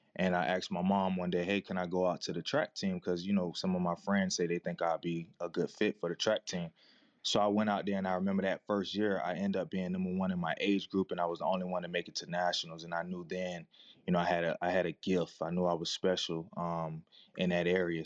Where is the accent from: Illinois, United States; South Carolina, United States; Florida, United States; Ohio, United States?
Florida, United States; Daytona Beach; growing up in Daytona